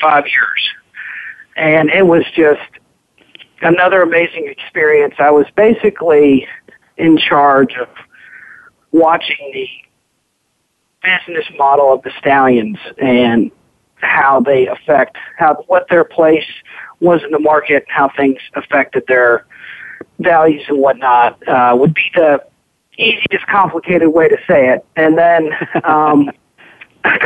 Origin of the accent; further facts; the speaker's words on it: Lexington, Kentucky, United States; I grew up in Lexington, Kentucky, which is a great place to be introduced to the thoroughbred racing and breeding business